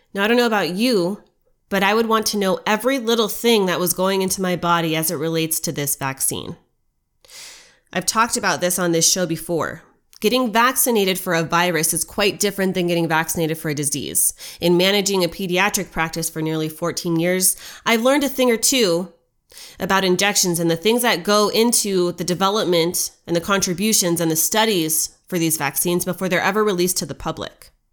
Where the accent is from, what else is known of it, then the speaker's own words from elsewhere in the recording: United States; as an American